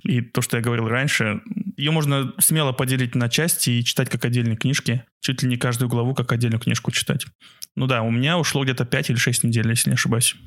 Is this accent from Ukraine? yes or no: no; Aktobe, Aktobe Region, Kazakhstan; наше детство в Актебе том же